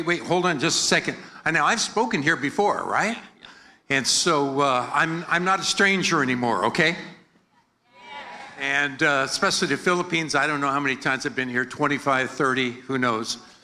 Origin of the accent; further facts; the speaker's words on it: United States; accent: American; my American accent